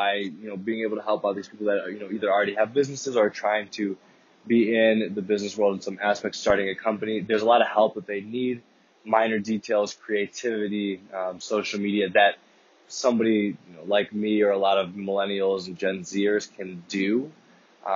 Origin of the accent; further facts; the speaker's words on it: Chicago, Illinois, United States; I am from Chicago, Illinois